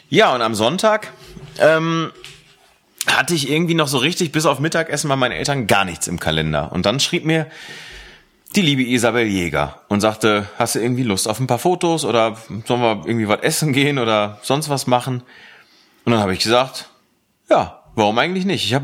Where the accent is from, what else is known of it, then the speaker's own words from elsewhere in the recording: Aachen, North Rhine-Westphalia, Germany; in meine alte Heimat gefahren, in das alte Heimatdorf, in dem ich früher gewohnt habe, nämlich Aachen Connelly Münster